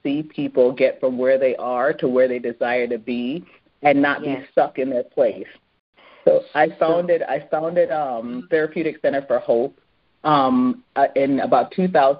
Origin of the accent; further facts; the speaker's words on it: Edmonton, Alberta, Canada; moved away; also born or lived in Jamaica; I was born in Edmonton, where you don't find many, you know, many of us that grow up in Edmonton